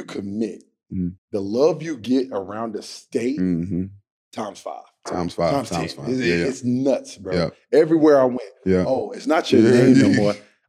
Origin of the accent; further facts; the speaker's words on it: Greensboro, North Carolina, United States; I'm from Greensboro. I'm driving up the road.